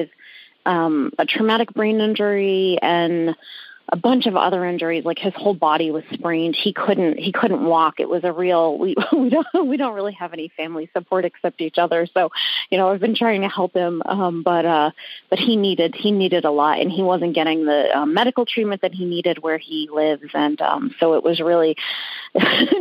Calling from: Rhode Island, United States; I am calling from Rhode Island

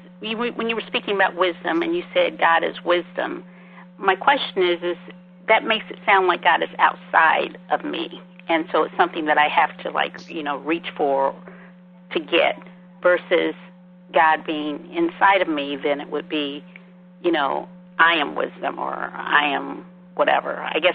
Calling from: Georgia, United States

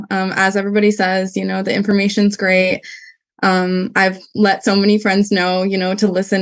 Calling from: California, United States; Hi. I'm from California. I'm not sure how we got that, but it's all good.

